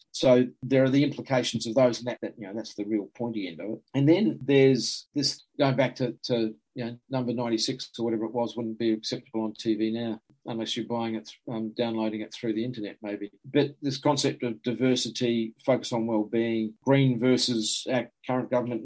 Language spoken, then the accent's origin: English; New Zealand; I was from New Zealand